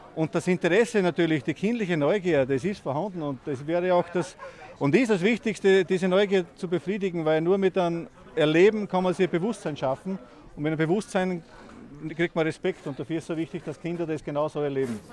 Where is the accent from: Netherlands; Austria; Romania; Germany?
Austria; in Bamhagen, wo ich her bin, sagt man Zeisel